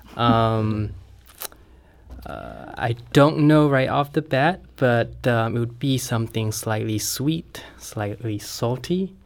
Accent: Thailand; now in St. Louis, United States; I'm originally from Thailand

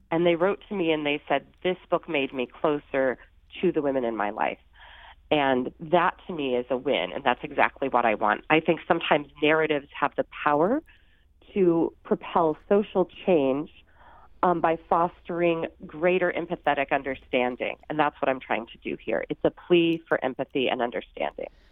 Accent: Sandoval, Illinois, United States; now in New York, United States; I grew up in Sandoval, Illinois, um, in southern, and it's a small farm town.

